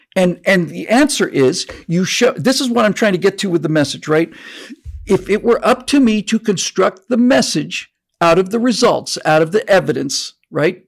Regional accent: Florida, United States; now in California, United States; I grew up in Florida

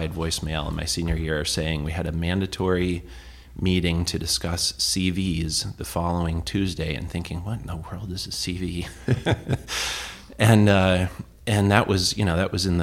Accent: Manchester, New Hampshire, United States; When I was a little kid growing up in Manchester on Thayer Street

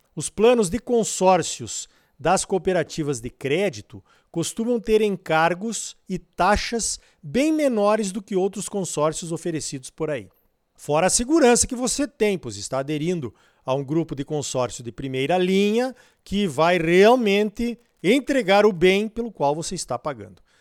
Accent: Brazil

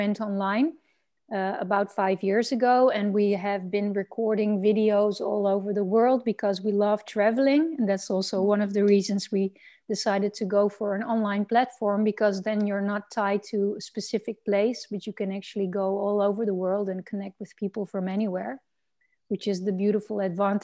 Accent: Netherlands; I'm from the Netherlands

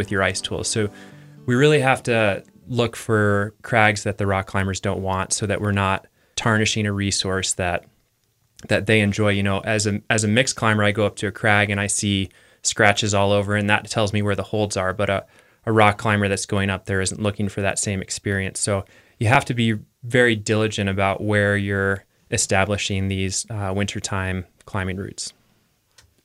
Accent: Iowa, United States; moved away as an adult; also born or lived in Teton Valley, Wyoming / Victor, Idaho; now in Longmont, United States; I grew up in Iowa

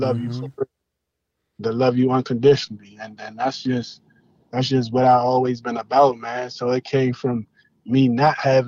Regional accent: Washington, District of Columbia, United States; growing up in D.C., like actually growing up in Southeast D.C.

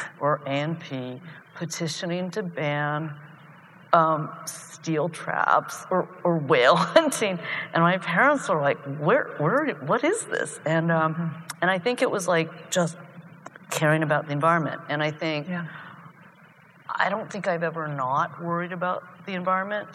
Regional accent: Athens, Ohio, United States; moved away; I grew up probably with my brother, the Chinese family in Athens

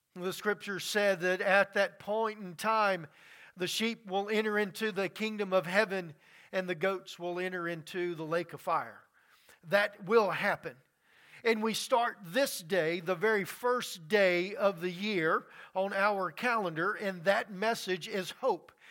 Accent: Louisiana, United States; moved away; Growing up in Louisiana, I have seen many storms and many floods come through

